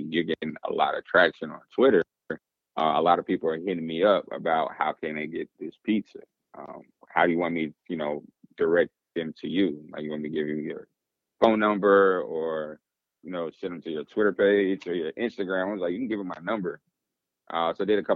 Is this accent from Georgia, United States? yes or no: yes; Atlanta, Georgia, United States; accent: Southern; I'm born and raised in Atlanta, Georgia.